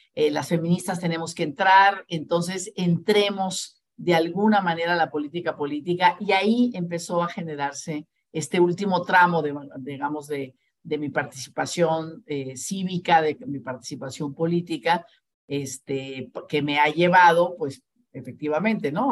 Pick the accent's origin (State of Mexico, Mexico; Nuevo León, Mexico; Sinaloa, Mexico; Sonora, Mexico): Sonora, Mexico; Ciudad Obregón; moved away as an adult; now in Mexico City, Mexico; yo soy de Ciudad Obregón, Sonora